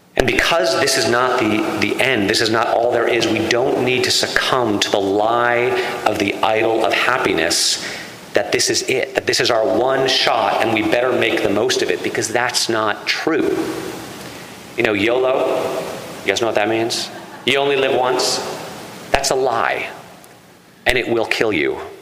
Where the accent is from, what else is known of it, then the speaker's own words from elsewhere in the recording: Connecticut, United States; I come from Connecticut, which was settled by Puritans